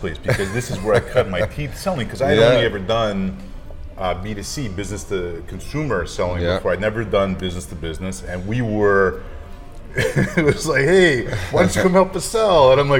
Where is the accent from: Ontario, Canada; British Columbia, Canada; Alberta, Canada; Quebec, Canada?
Quebec, Canada; Montreal; moved away as an adult; now in Arizona, United States; I grew up here in Montreal. Yeah. And now I live in Arizona in the United States.